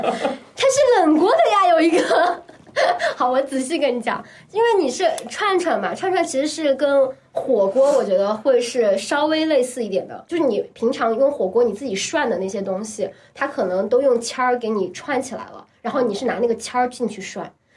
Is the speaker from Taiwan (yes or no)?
no; Chengdu, Sichuan, China; 作为我这种本土出生在成都的人